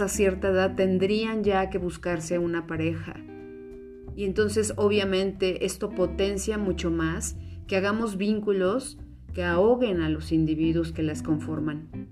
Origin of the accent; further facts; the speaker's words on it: Mexico; en una cultura como la mexicana, donde partimos de familias que le llamamos muéganos